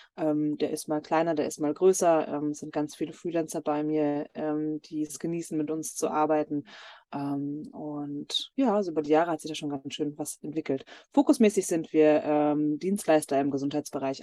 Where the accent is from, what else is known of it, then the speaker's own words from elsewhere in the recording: near Dortmund, North Rhine-Westphalia, Germany; ich komme gebürtig aus Nordrhein-Westfalen und da ist auch noch mein Elternhaus bei Dortmund.